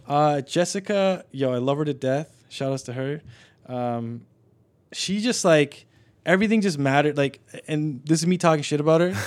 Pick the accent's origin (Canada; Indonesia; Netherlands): Canada; I'm Canadian born here